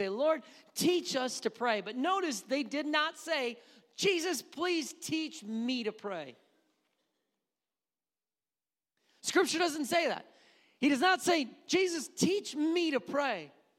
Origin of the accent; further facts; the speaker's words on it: Wisconsin, United States; now in Missouri, United States; I did not say that growing up in Wisconsin. But I do say it now, and that's probably why when I go to Wisconsin, people are like, you sound Southern.